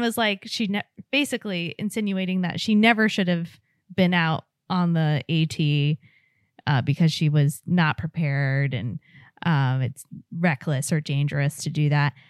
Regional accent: West Coast, United States; moved away; I grew up on the West Coast, and on the East Coast, I only lived in cities

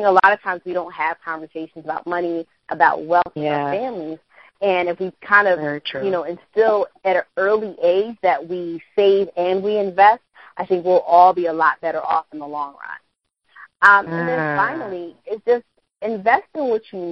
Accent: Philadelphia, Pennsylvania, United States; I'm from Philadelphia

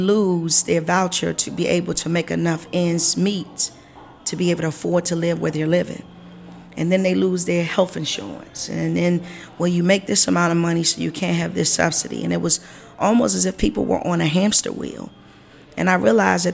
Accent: Washington, District of Columbia, United States; I grew up in Ward 1, not far from here

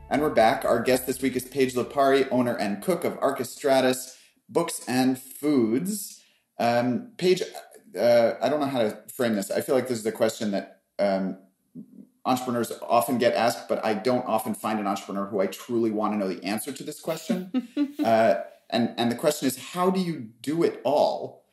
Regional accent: New York, United States; I grew up on the Upper West Side eating rainbow cookies

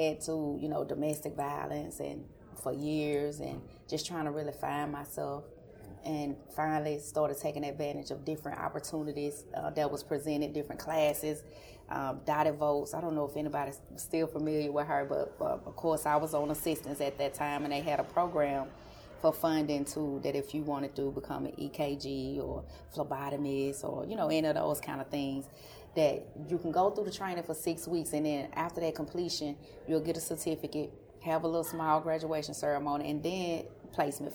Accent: Chattanooga, Tennessee, United States; I'm from Chattanooga originally

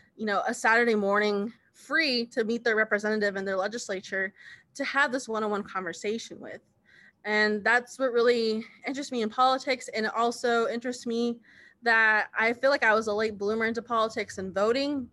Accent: United States; now in Kansas, United States; I am Navajo from the Navajo Nation

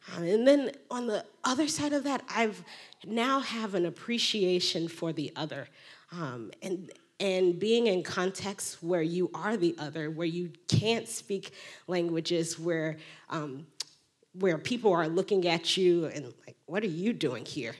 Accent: Chicago, Illinois, United States; I grew up in the Black Pentecostal Church on the South Side of Chicago

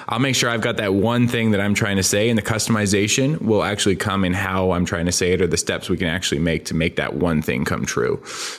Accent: Canada; You know, I'm from a small town in interior Canada. We had 20,000 people

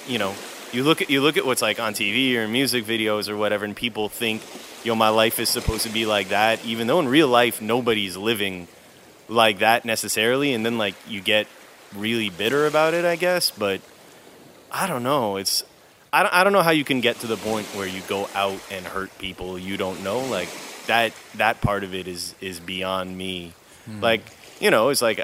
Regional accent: Montreal, Quebec, Canada; also born or lived in Vietnam; I grew up in Montreal

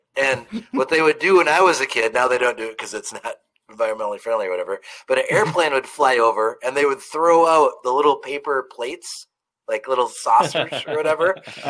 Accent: Spring Valley, Wisconsin, United States; We all know that I'm from Wisconsin, right? And the little town that I went to school was Spring Valley, Wisconsin, okay?

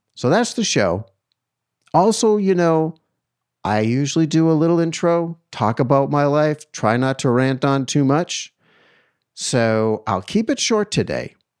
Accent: East Coast, United States; growing up in the East Coast

